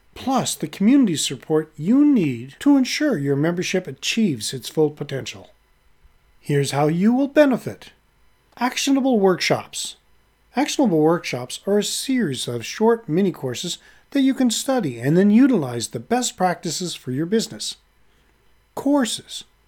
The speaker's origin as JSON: {"language": "English", "town": "Halifax", "region": "Nova Scotia", "country": "Canada", "tie": "born or raised there", "said": "my hometown, Halifax, Nova Scotia, Canada"}